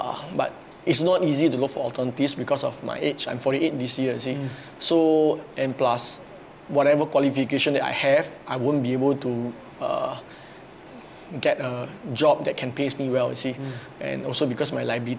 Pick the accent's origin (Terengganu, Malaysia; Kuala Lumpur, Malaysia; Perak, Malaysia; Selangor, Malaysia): Perak, Malaysia; Ipoh; I actually come from Malaysia, in a small town of Ipoh